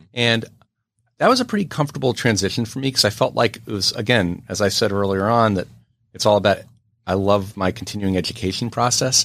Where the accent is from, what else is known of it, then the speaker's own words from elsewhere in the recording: New York City, New York, United States; being born and raised in New York City